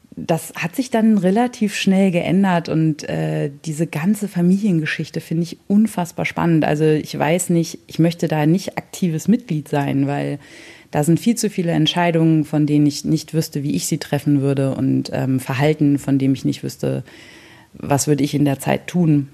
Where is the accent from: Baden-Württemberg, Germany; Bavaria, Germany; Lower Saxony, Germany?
Lower Saxony, Germany; Hannover area; now in near Bremen, Germany; naja, so Hannover